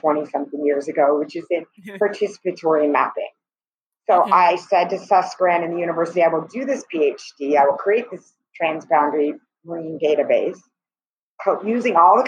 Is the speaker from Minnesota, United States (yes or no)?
no; California, United States; moved away as an adult; also born or lived in Turks and Caicos Islands; now in Barbados; I was born and raised in California